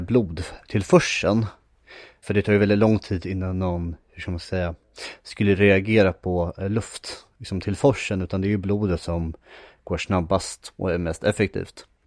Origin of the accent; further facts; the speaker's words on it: Järfälla, Stockholm County, Sweden; also born or lived in Västerås; jag bodde när jag var liten i Järfälla